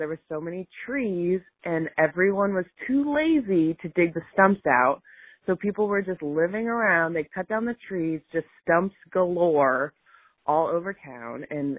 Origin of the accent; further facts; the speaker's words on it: Portland, Oregon, United States; I grew up in Portland and still live there